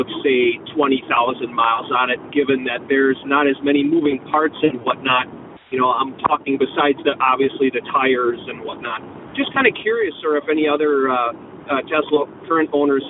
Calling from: Wadsworth, Illinois, United States; I'm calling from Wadsworth, Illinois, which is a far, far northern suburb of Chicago

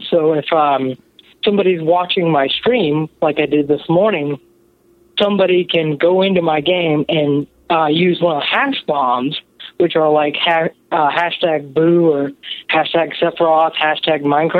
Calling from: Kansas City, Missouri, United States; I'm calling from the Kansas City area.

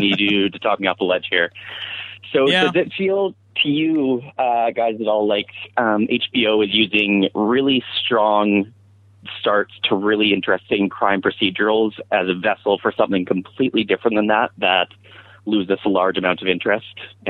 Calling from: Vancouver, British Columbia, Canada; I'm here in Vancouver, BC.

